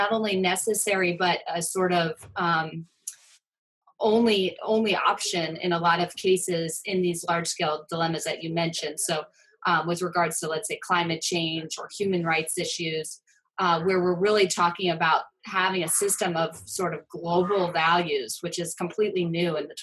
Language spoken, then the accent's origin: English; Ohio, United States; moved away as an adult; also born or lived in Vancouver; now in New York City, United States; I'm born and raised in Ohio, and but then have been living on the coast sort of since I was 18, 19, so I'm one of those recruits from the Midwest